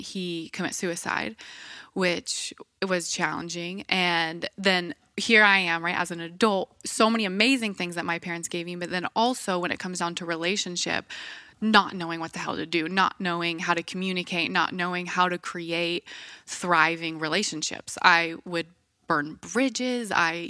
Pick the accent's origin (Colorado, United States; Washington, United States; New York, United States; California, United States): Washington, United States; Bellingham; also born or lived in Ferndale; So where did I grow up? I grew up in Bellingham, Washington. Have you heard of it?